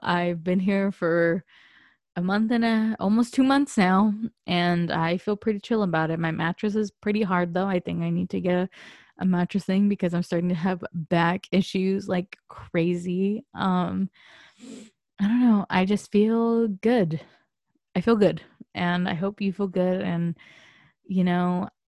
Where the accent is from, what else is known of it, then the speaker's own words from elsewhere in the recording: San Diego, California, United States; moved away as an adult; I moved away from San Diego